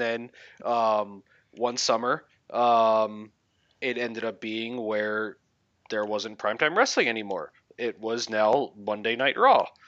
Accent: Philadelphia, Pennsylvania, United States; I grew up in the Philadelphia area

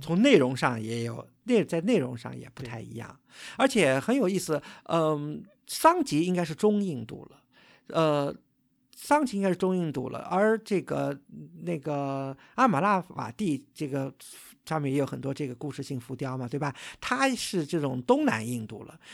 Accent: China; 我们作为一个中国人

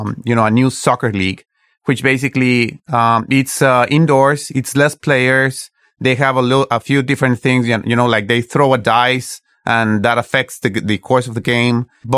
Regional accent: Mexico; I'm from Mexico

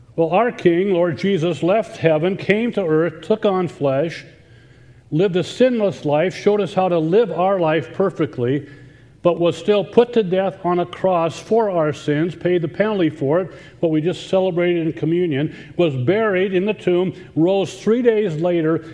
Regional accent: Iowa, United States; now in Indiana, United States; I grew up in Iowa, but I'm not a farm boy.

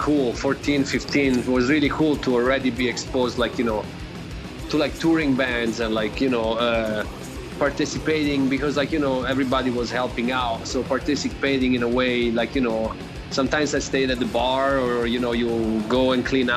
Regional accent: Florence, Tuscany, Italy; moved away; I'm from Florence, Italy

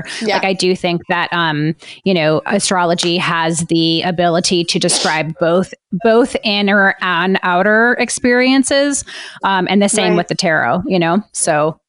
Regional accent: New Orleans, Louisiana, United States; I grew up in New Orleans too

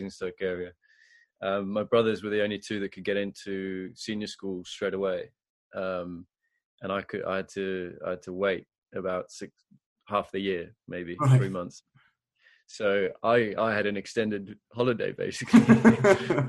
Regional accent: Zimbabwe; also born or lived in Harare, Zimbabwe; now in England; I grew up in Zimbabwe

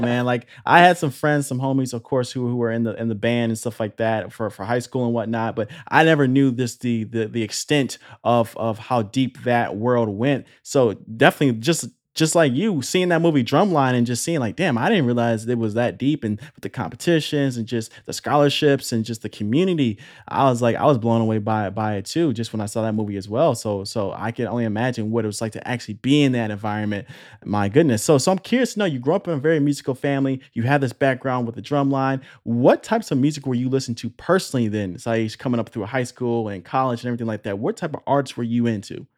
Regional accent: Illinois, United States; moved away; I'm coming from the Midwest originally, coming from Illinois

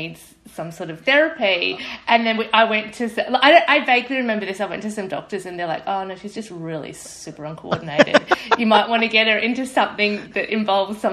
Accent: Brisbane, Queensland, Australia; moved away; I grew up in Brisbane, in Queensland

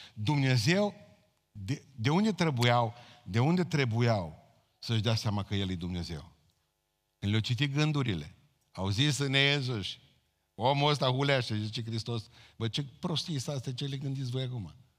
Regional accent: Romania; noi, ca români

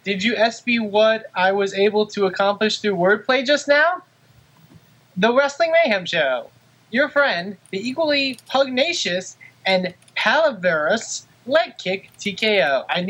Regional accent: El Paso, Texas, United States; also born or lived in Mississippi; now in Alabama, United States; Despite currently living in Alabama and previously Mississippi, I was born down in West Texas town of El Paso

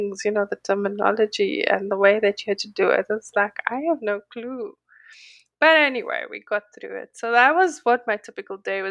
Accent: South Africa; moved away as an adult; now in Los Angeles, United States; I'm a South African living in Los Angeles

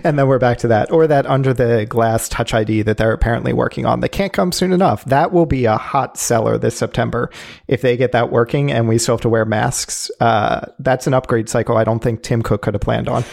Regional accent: Philadelphia, Pennsylvania, United States; where I am from is the Philadelphia area, now living in Philadelphia proper

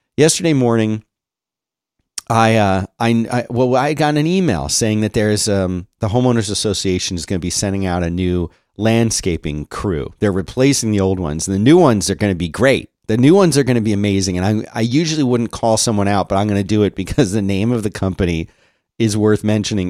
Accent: Philadelphia, Pennsylvania, United States; moved away as an adult; now in Austin, United States; I grew up in Philly

